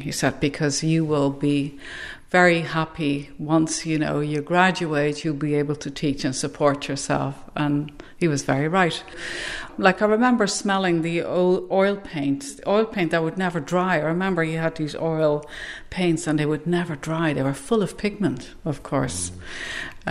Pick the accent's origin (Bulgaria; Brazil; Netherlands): Netherlands; now in Ireland; i'm in ireland and i'm based in ireland and i'm not irish but i'm not dutch either anymore